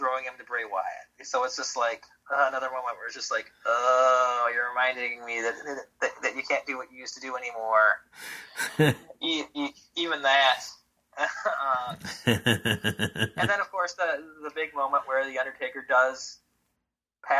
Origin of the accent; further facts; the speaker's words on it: Detroit, Michigan, United States; I'm from Detroit